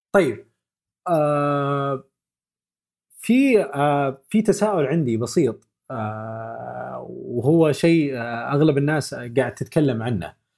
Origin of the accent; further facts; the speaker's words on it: Saudi Arabia; عندنا في السعوديه